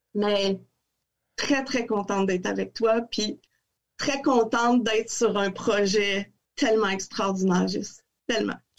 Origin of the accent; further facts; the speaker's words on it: Quebec City, Quebec, Canada; moved away as an adult; fille de Québec, très amoureuse de cette ville-là. Je suis sortie de Québec